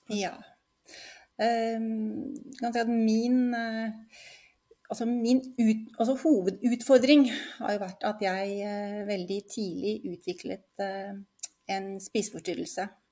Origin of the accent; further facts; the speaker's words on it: Oslo, Norway; now in Lillestrøm, Norway; Født og oppvokst i Oslo, men bor nå på Lillestrøm sammen med mannen min